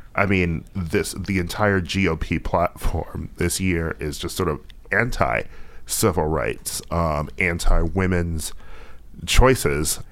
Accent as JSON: {"language": "English", "region": "Wisconsin", "country": "United States", "said": "I'm from Wisconsin"}